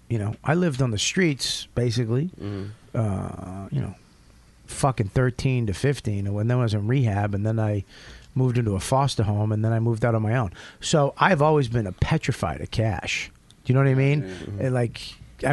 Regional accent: Boston, Massachusetts, United States; I'm from Boston.

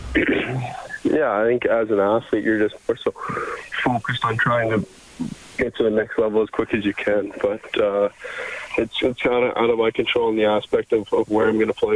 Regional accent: Canada; growing up as a Canadian kid

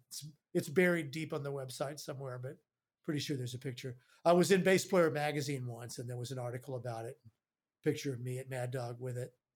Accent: Houston, Texas, United States; moved away; I'm from Houston

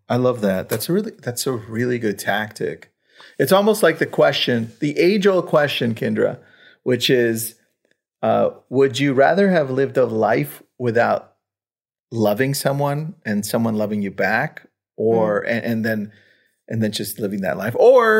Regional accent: Los Angeles, California, United States; I grew up in the San Fernando Valley in Los Angeles, Pacoima, right? Mm-hmm. Mexican of parents are immigrants.

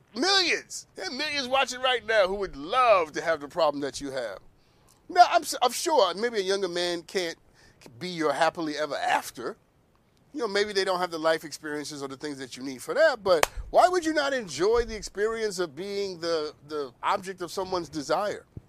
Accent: New York, United States; I'm from New York, by the way. I'm Harlem

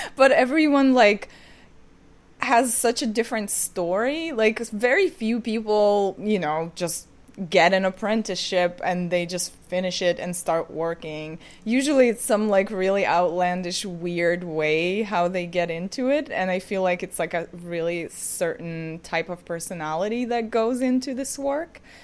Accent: Ukraine; moved away as an adult; now in New York, United States; I'm originally from Ukraine, and I moved to New York when I was eighteen.

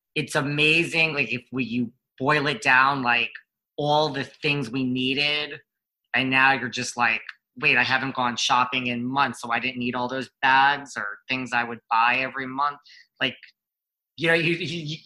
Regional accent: New York area, United States; I was born and raised in the New York area.

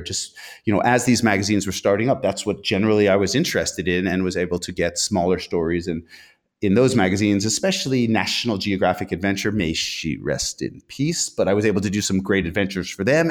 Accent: Bozeman, Montana, United States; who also lives in my hometown of Bozeman, Montana

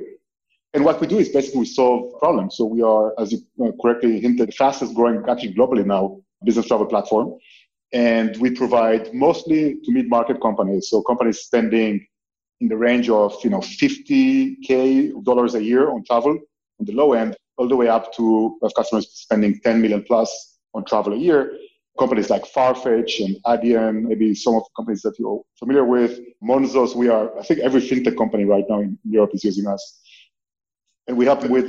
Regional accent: Israel; moved away as an adult; also born or lived in Paris, France; now in Barcelona, Spain; I'm from Israel originally

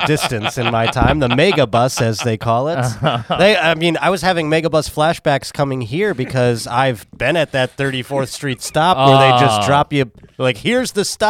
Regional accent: Buffalo, New York, United States; That was every time I came to New York from Buffalo

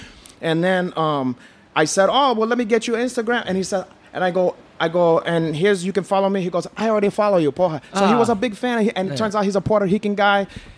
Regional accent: Brazil; English is a second language; But carayo, I told them I'm not black. I'm from Brazil.

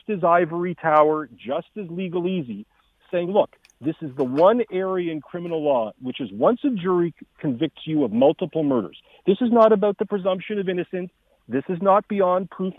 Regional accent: Canada; our moral values as Canadians

